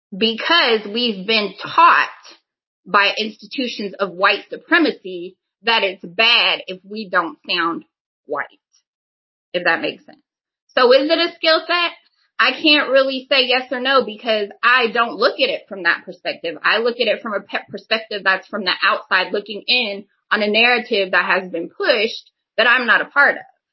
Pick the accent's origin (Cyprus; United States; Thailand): United States; Midwest; again, growing up in the Midwest, you know, looking at things from a black-white perspective